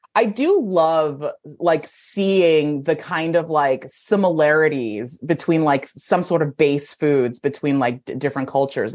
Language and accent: English; San Gabriel Valley, California, United States; also born or lived in Beijing, China; I grew up in the San Gabriel Valley, which is like all Chinese people